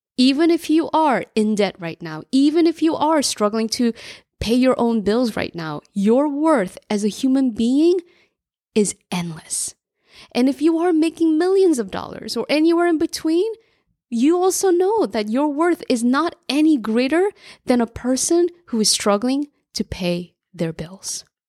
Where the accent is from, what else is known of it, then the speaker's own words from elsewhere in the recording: New Jersey, United States; I grew up in New Jersey as an immigrant latchkey kid.